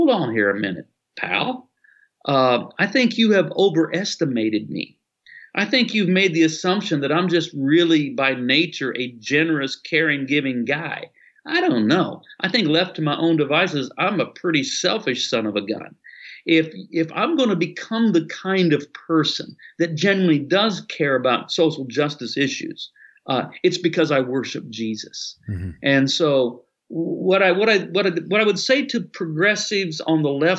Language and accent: English; United States; being an American